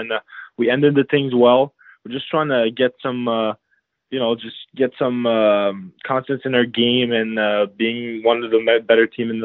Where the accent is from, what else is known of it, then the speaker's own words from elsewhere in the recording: Chambly, Quebec, Canada; I grew up in a shabby little town in Quebec, near Quebec City